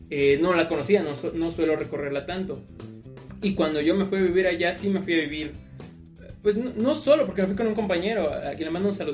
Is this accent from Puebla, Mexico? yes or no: yes; Puebla, Mexico; llegamos a la ciudad de Puebla, porque yo soy proveniente de ahí, ¿saben? Entonces, este, yo, yo nací ahí, tengo bastante familia ahí.